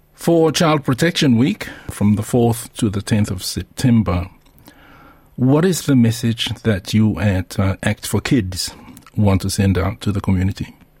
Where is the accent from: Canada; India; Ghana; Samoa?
Samoa; now in Australia; as a Samoan